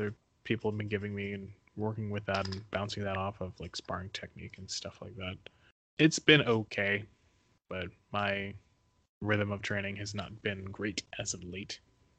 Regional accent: Northeast United States, United States; moved away; I'm from Northeast in the States.

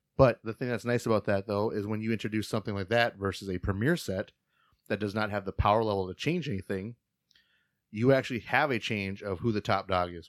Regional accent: Fargo, North Dakota, United States; We're both from Fargo area.

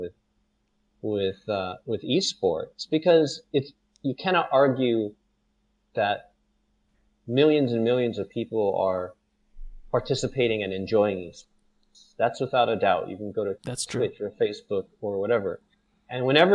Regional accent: United States; moved away as an adult; now in Singapore; I'm American

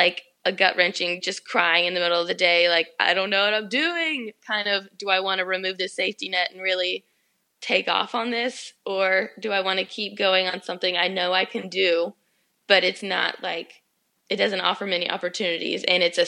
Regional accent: Georgia, United States; also born or lived in the South; I moved to Atlanta because I was connecting there all the time, and I'm from Georgia

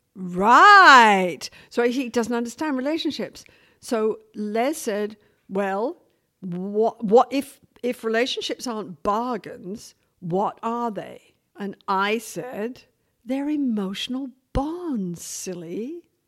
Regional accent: England, United Kingdom; now in Vancouver, Canada; as an English working class woman

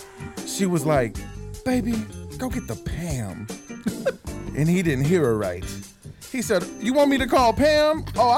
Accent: Netherlands; I'm from Holland. Isn't that weird?

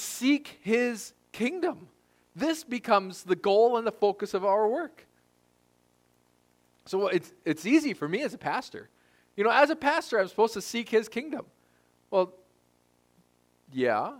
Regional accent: United States; we're American. We're privileged to be Americans.

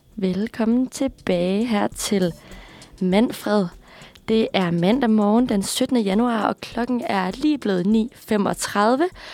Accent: Aarhus, Central Denmark Region, Denmark; accent: Jutlandic; moved away as an adult; now in Copenhagen, Denmark; er født og vokset op i Aarhus

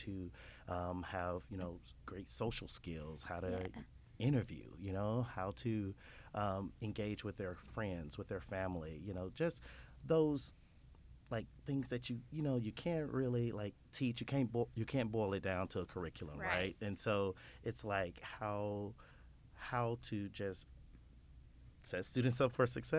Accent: Horn Lake, Mississippi, United States; also born or lived in Memphis, Tennessee; I'm actually from Horn Lake

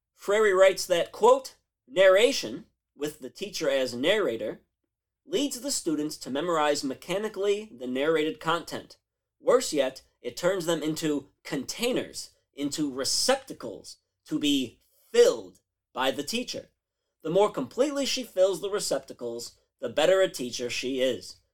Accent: Chicago, Illinois, United States; my hometown of Chicago

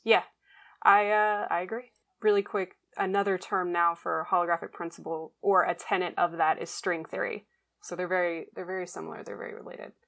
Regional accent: Gulf Breeze, Florida, United States; growing up in Gulf Breeze

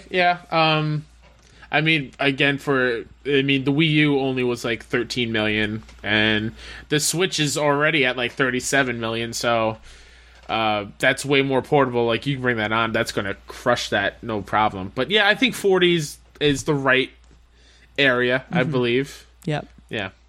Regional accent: Canada; Like, oh, I, am I'm, I'm Canadian.

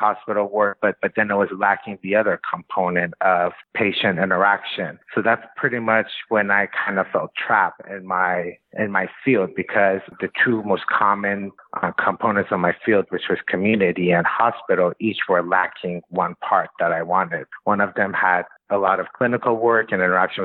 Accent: Iran; moved away as an adult; also born or lived in Los Angeles, United States; now in United States; I was born in LA, was there till I was 7 years old, moved to Iran.

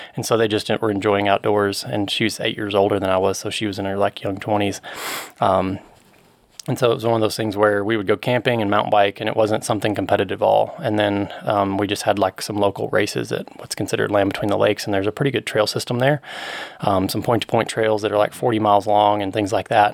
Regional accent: Murray, Kentucky, United States; now in Colorado Springs, United States; Western Kentucky, I grew up in Murray

